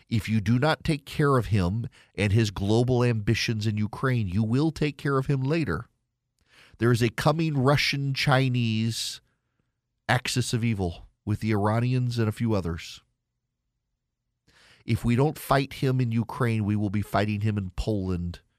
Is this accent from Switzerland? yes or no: no; Dubai, United Arab Emirates; When I was a kid, I grew up in Dubai, and you couldn't get to Eastern Europe couldn't get to Israel either.